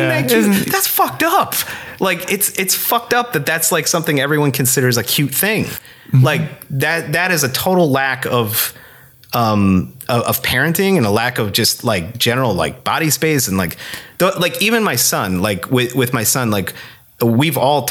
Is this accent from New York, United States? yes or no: no; Scranton, Pennsylvania, United States; moved away as an adult; also born or lived in Kutztown, Pennsylvania; now in Minneapolis, United States; growing up in Scranton